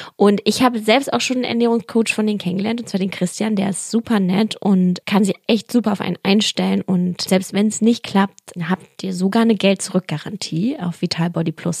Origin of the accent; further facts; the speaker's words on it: Berlin, Germany; ich bin ja auch Berliner